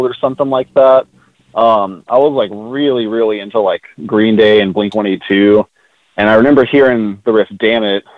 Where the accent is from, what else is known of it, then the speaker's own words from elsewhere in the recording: North Richland Hills, Texas, United States; I'm from like the suburbs of Fort Worth. I grew up in a like town around the area called North Bertram Hills